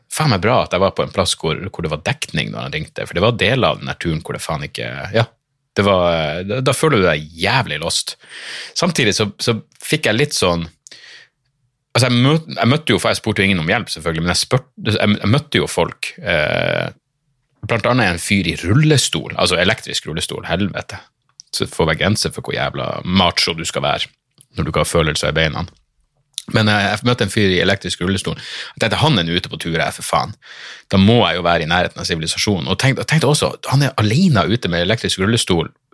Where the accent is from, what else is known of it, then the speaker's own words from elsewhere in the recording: Narvik, Nordland, Norway; also born or lived in Bodø; Jeg bare Narvik